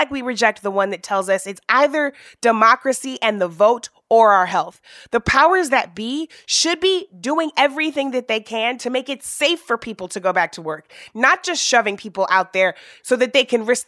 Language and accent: English; Missouri, United States; my home state of Missouri